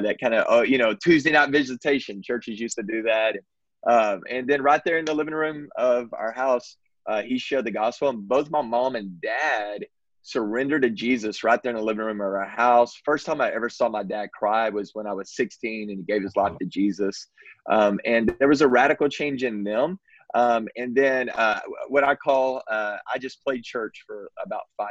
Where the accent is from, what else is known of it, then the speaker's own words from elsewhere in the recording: Texas, United States; I grew up in Texas, still reside in Texas.